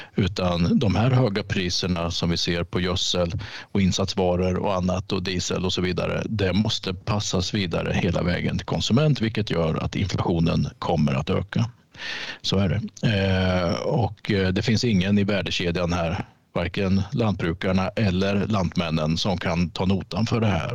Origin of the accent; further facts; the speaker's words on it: Norrköping, Östergötland, Sweden; jag är född och uppvuxen i Norrköping, så mm. jag är östgöte.